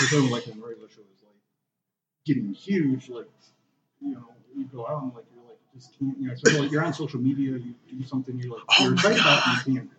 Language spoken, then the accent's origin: English; Detroit, Michigan, United States; Which I was born and raised in Detroit.